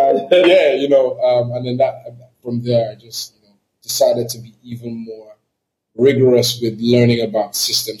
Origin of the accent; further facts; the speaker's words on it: Ghana; also born or lived in Nigeria / Togo; I was born in Nigeria, grew up in Ghana.